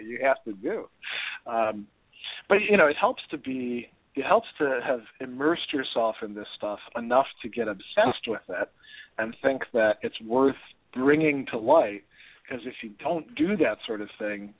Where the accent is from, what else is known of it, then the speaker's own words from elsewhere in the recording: Milwaukee, Wisconsin, United States; now in Hudson Valley, New York, United States; moving back to Milwaukee, which is our hometown